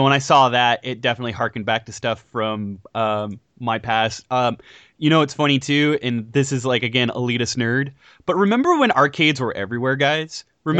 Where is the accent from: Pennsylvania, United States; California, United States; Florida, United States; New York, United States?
California, United States